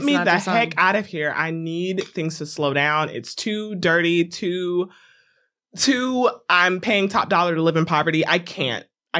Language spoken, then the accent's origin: English; the South, United States; I am a Southern girl to my heart.